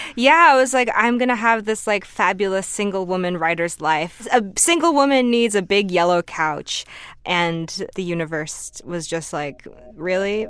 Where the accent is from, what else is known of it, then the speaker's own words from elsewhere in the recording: Newton, Massachusetts, United States; moved away; I grew up right outside of Boston in a suburb called Newton, Massachusetts